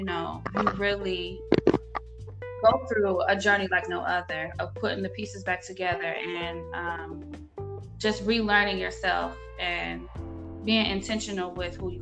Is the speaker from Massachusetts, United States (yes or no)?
no; Norfolk, Virginia, United States; moved away as an adult; now in Atlanta, United States; I'm originally from Norfolk, Virginia, but I reside here in Atlanta, Georgia